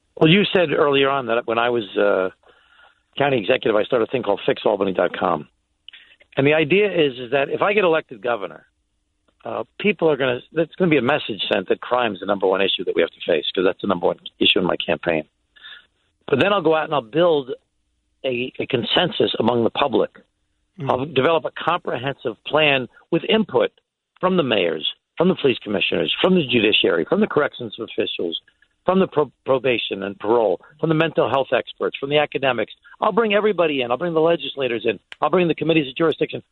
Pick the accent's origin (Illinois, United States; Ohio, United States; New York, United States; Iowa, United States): New York, United States; Glen Cove; I was the mayor of a small city in my hometown, Glen Cove